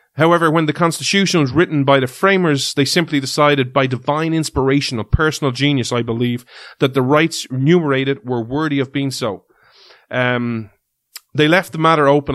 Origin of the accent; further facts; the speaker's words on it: Ireland; we're from Ireland